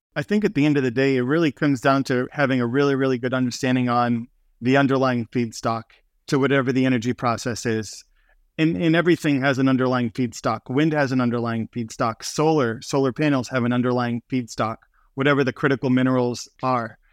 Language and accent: English; Boston, Massachusetts, United States; We grew up in Boston, Massachusetts